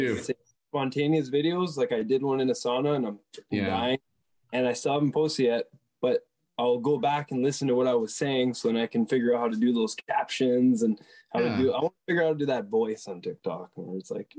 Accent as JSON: {"language": "English", "town": "Sudbury", "region": "Ontario", "country": "Canada", "accent": "Sudbury, French Canadian", "said": "I'm from Sudbury, Ontario, and my Sudbury comes out when I speak on like live."}